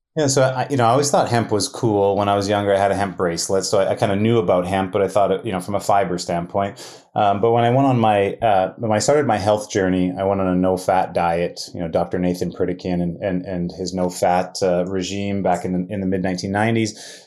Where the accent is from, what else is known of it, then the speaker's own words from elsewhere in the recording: Winnipeg, Manitoba, Canada; also born or lived in Thunder Bay, Ontario; I was born in Thunder Bay, Ontario, um, and my mom and dad unfortunately split up when I was two years old, and uh, and my mom um, moved us to Winnipeg, and uh, uh, you know, growing up with a single mom